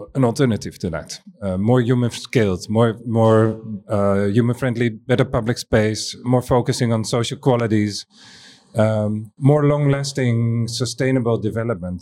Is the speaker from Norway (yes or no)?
no; Amsterdam, North Holland, Netherlands; I'm coming from Amsterdam